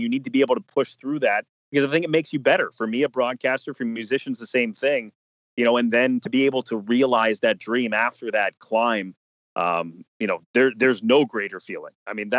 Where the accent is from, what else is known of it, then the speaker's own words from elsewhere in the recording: New Jersey, United States; I grew up in New Jersey, but I grew up in North Jersey, right outside New York City. I consider myself having grown up in the New York market.